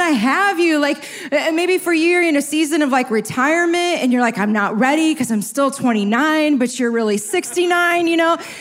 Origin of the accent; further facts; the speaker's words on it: Chicago, Illinois, United States; I'm from South Side Chicago